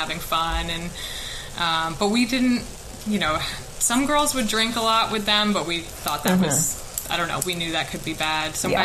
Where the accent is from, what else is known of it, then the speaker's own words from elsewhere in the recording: United States; moved away; I'm from America